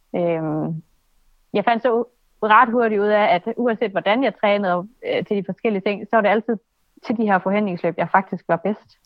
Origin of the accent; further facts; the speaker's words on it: Aalborg, North Denmark Region, Denmark; Jeg kommer fra Aalborg